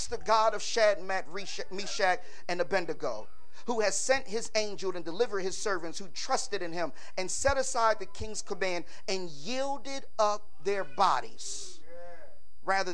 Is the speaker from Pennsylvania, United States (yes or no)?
yes; Philadelphia, Pennsylvania, United States; Growing up in South Philly